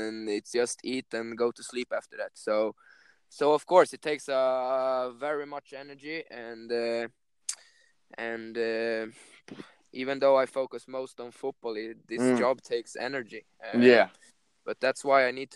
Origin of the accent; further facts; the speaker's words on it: Stockholm, Stockholm County, Sweden; English is a second language; I'm originally from Stockholm, Barkarby.